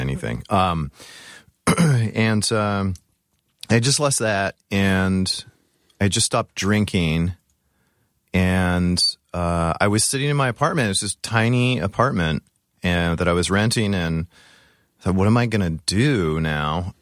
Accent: Orange County, California, United States; moved away; Orange County

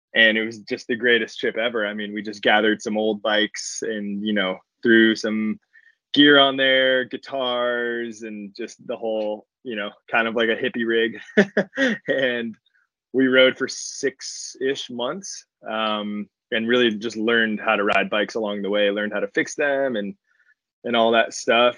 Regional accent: Los Angeles, California, United States; I grew up in Los Angeles.

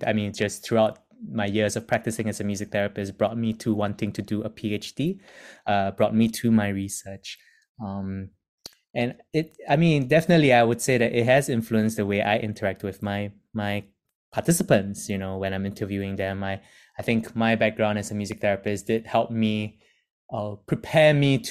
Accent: Singapore; moved away as an adult; now in United Kingdom; being ethnically Chinese, born and raised in Singapore, I've moved to the UK

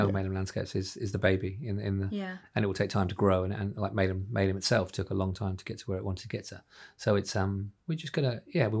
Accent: Ireland; now in London, United Kingdom; I came from Ireland into London. It's a scary place when you're on your own, and it is.

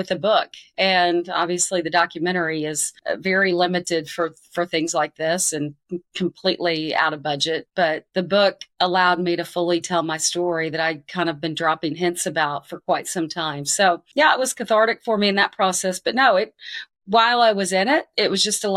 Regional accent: Arkansas, United States; moved away; I grew up a pretty decorated athlete in my home state. I was the 1992 Arkansas Female Athlete of the Year

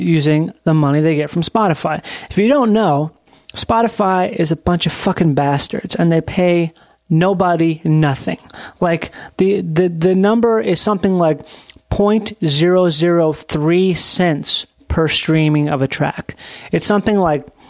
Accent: Minnesota, United States; I'm from Minnesota

